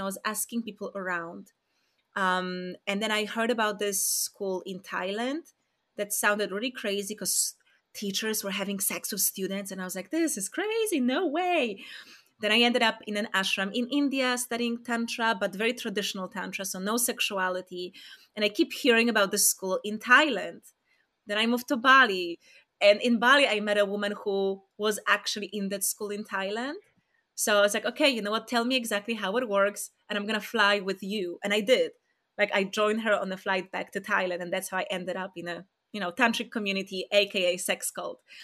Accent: Poland; moved away; I'm from Poland

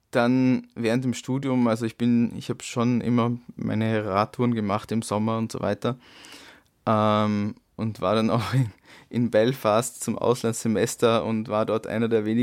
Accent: Dornbirn, Vorarlberg, Austria; In, auch in Dornbirn tatsächlich.

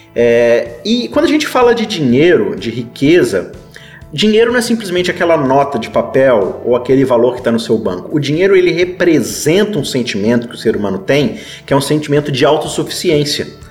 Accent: Brazil; a gente, como bom brasileiro

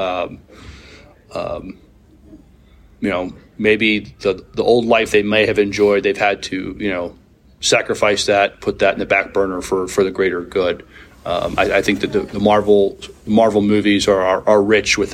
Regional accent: New York City, New York, United States; I'm a kid from Brooklyn. That's where I was born.

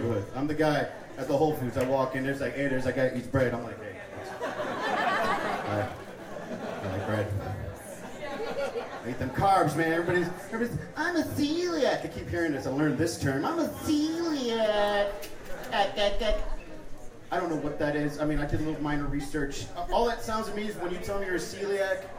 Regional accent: Miami, Florida, United States; moved away as an adult; now in Denver, United States; I am originally from Miami. Florida.

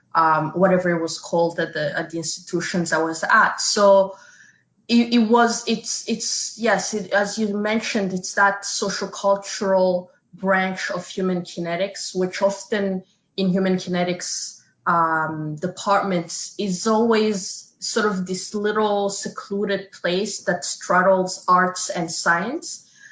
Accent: Canada; us being Canadian

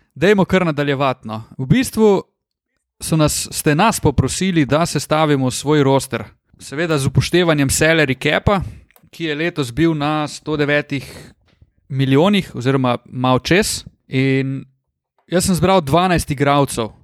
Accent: Slovenia; smo imeli Slovenci

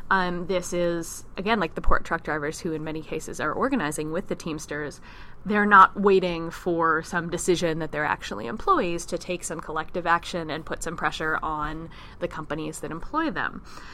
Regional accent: New York, United States; I'm a New Yorker.

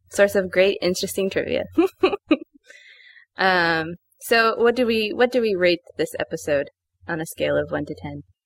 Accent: Los Angeles, California, United States; growing up in Los Angeles

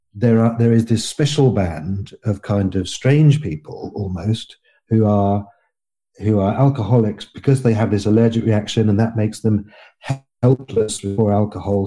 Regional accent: England, United Kingdom; I'm fifty-three years old. I'm English and, and a male

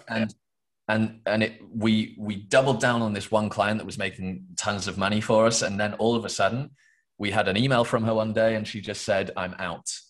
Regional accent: England, United Kingdom; I am from England, the UK

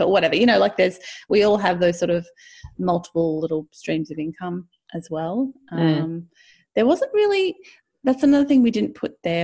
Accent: Australia; we're Australian

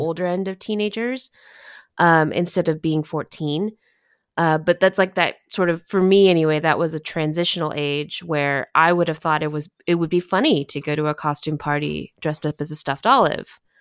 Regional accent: Southern California, United States; I grew up in Southern California

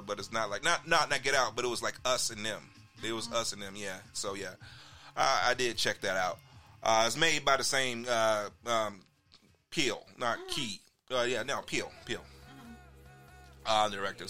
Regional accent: Chicago, Illinois, United States; I'm from Chicago

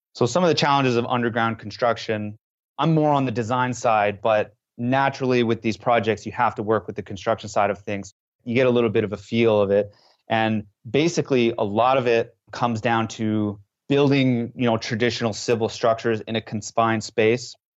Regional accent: West Coast of Canada, Canada; moved away as an adult; now in France; I was from the English side on the West Coast, I was not fluent in French

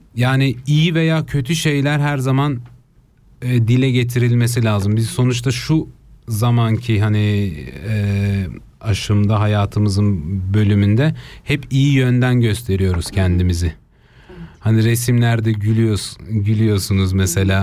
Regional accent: Basel, Basel-Stadt, Switzerland; Ben İsviçre Basel'de doğdum.

